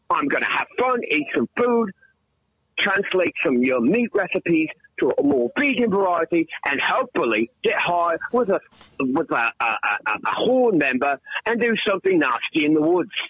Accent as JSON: {"language": "English", "region": "England", "country": "United Kingdom", "tie": "born or raised there", "also_born_or_lived": "Bronx, New York", "moved": "yes", "lives_now": "United States", "said": "So I came to the Bronx. I, uh, I, yes, I was born in England. I'm English."}